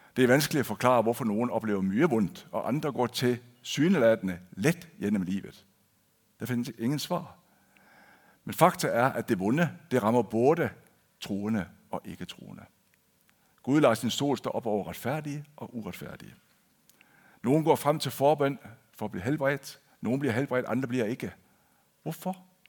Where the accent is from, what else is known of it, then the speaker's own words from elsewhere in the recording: Denmark; first language Danish; moved away as an adult; now in Kristiansand, Norway; jeg er født og opvokset i Danmark.